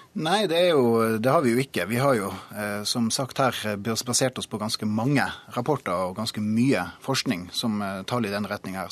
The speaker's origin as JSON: {"language": "Norwegian", "region": "Troms", "country": "Norway", "said": "jeg kommer fra Troms"}